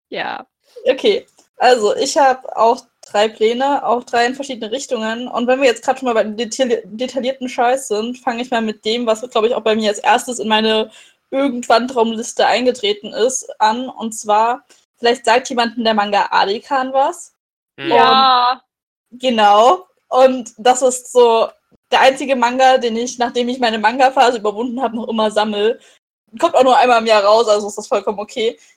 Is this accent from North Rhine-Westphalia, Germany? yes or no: no; Dresden, Saxony, Germany; der in Dresden spielt, in meiner Heimatstadt.